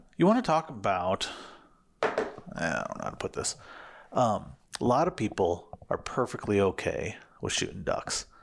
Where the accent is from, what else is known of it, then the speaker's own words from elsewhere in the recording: Missouri, United States; now in Arizona, United States; I grew up in Sugar Country, Missouri